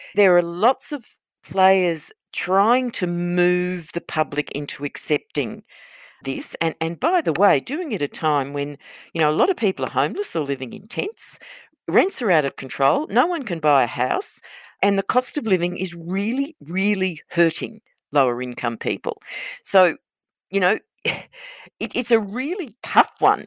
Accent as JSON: {"language": "English", "region": "Queensland", "country": "Australia", "said": "I'm a Queenslander"}